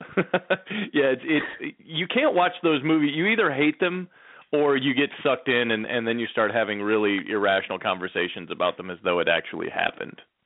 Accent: Detroit, Michigan, United States; now in Seattle, United States; growing up in Detroit

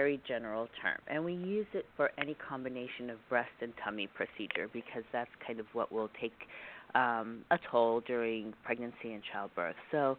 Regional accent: Texas, United States; I have not always lived here. I came from Texas and then did some training in Pittsburgh, so I've kind of been all over the country.

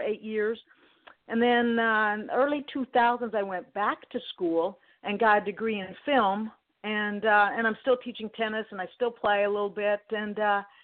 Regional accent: Albuquerque, New Mexico, United States; moved away as an adult; also born or lived in Texas; I grew up in Albuquerque playing tennis

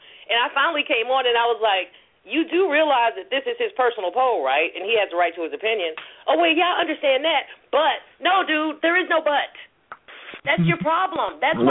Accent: Tuscaloosa, Alabama, United States; also born or lived in Cleveland, Ohio; I was born in Cleveland. A lot of people don't know. I was born in Cleveland, but I grew up in Tuscaloosa, Alabama. I was raised in Tuscaloosa. So I'm northern born, southern bred.

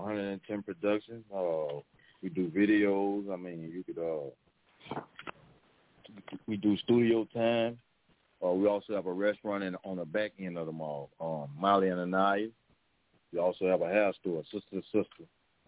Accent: Baton Rouge, Louisiana, United States; man. 110 Productions, man. I'm from Baton Rouge, Louisiana.

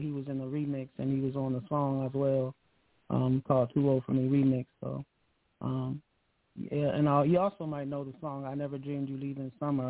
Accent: Akron, Ohio, United States; I'm from Akron, Ohio. Akron, Ohio. Yeah, born and raised.

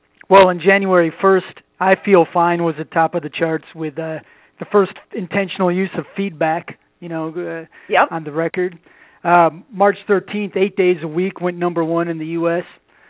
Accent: Detroit, Michigan, United States; I'm from Detroit.

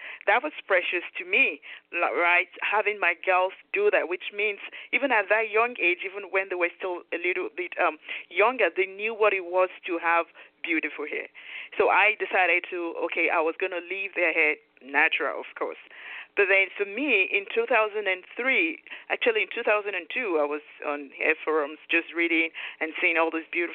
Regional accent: Nigeria; moved away as an adult; now in United States; I was born and raised in Nigeria and moved into the U.S. with my husband in 1999.

